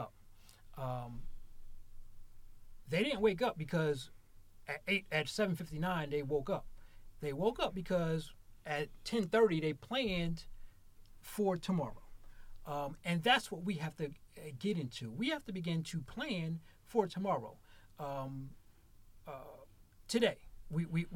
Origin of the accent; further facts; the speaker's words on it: Mansfield, Ohio, United States; moved away as an adult; I am in Mansfield, born and raised in Mansfield